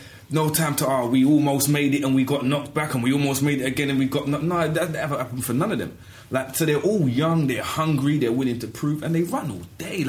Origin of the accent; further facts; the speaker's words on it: London, United Kingdom; I went to school in South London